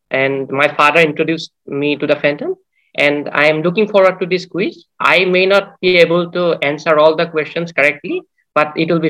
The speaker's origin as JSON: {"language": "English", "region": "Assam", "country": "India", "said": "I am from Assam, India."}